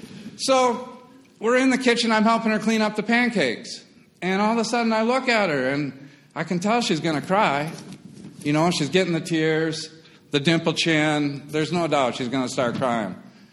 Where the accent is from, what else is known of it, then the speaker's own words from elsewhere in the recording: Wisconsin, United States; moved away as an adult; also born or lived in Appleton, Wisconsin / Cincinnati / northern Kentucky; I grew up in Wisconsin